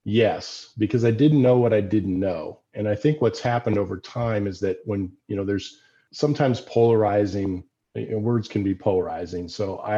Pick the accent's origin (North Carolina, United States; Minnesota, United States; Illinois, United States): Illinois, United States; Decatur; I worked on those farms growing up in Decatur, Illinois.